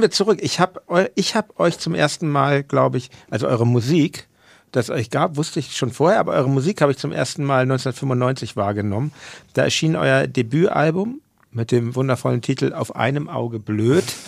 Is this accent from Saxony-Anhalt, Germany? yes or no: no; Hamburg, Germany; als Hamburger